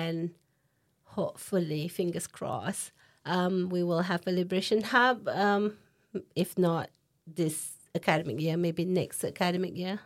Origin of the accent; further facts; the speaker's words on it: Singapore; moved away as an adult; now in Leeds, United Kingdom; I'm from Singapore